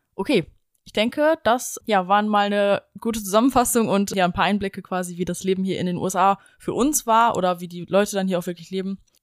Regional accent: Germany; als Deutscher

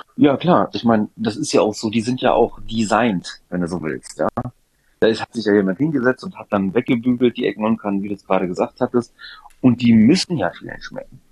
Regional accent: Düsseldorf, North Rhine-Westphalia, Germany; In Düsseldorf aufgewachsen, aber habe griechische Wurzeln

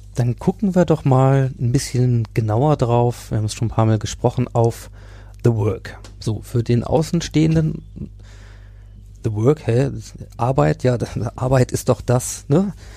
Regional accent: Hanover, Lower Saxony, Germany; aus meiner Heimatstadt Hannover

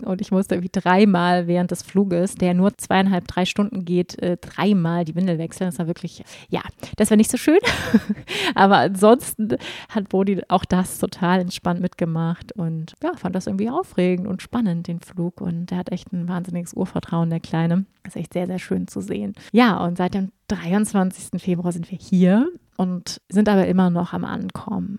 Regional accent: Germany; moved away as an adult; now in Portugal; ich bin trotzdem in Deutschland geboren und bin in der deutschen Kultur groß geworden

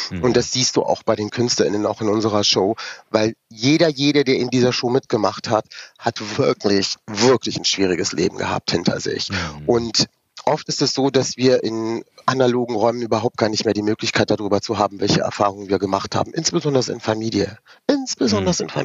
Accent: Rüsselsheim, Hesse, Germany; born there; ich bin dann 1978 in Rüsselsheim geboren.

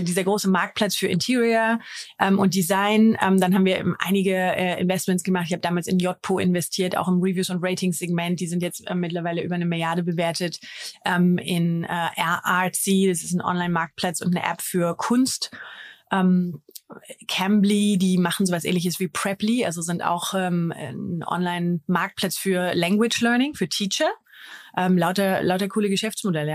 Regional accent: Germany; als Deutscher

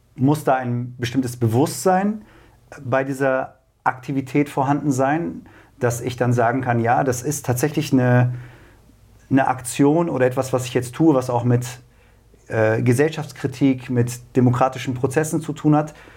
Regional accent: Braunschweig, Lower Saxony, Germany; ich bin gebürtiger Braunschweiger

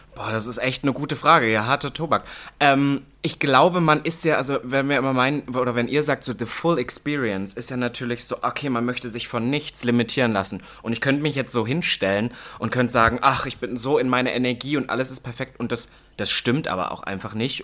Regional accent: Halle, Saxony-Anhalt, Germany; moved away as an adult; now in Berlin, Germany; im Osten, also in Halle, wo ich aufgewachsen bin, Halle-Saale

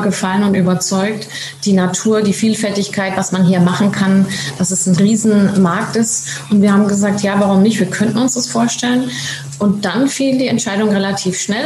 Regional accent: Germany; moved away as an adult; now in Tenerife, Spain; weil wir so gerne ausgewandert sind und fanden es auch so toll, für Kinder hier aufzuwachsen

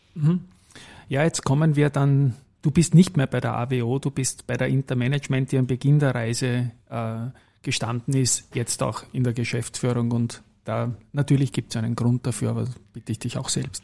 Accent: Vienna, Austria; Bei uns in Wien

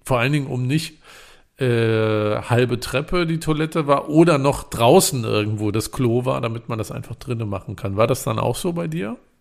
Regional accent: Germany

